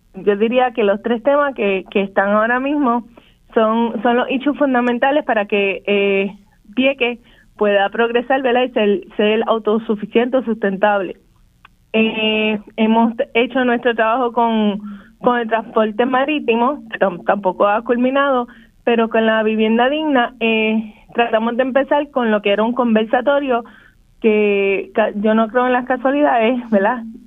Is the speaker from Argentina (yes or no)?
no; Vieques, Puerto Rico; en vieque hemos visto el, el desplazamiento de nuestra comunidad